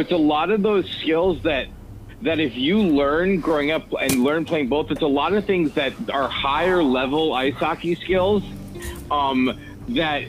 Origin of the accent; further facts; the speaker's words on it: United States; also born or lived in Maryland; I grew up right outside the New York City area, and it was every town in this area had an outdoor rink